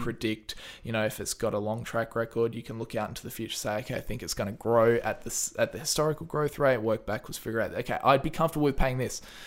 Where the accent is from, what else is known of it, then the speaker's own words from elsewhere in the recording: Australia; It feels pretty awesome because we don't have much coronavirus.